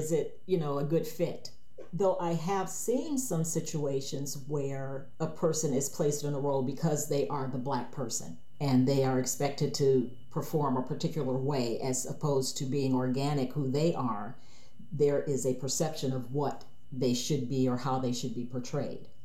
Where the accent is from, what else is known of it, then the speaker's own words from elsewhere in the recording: Cleveland, Ohio, United States; moved away; I grew up in inner city Cleveland, Ohio